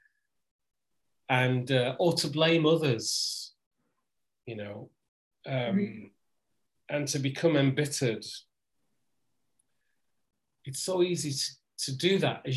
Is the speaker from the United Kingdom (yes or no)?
yes; the north of England, United Kingdom; I'm from the north of England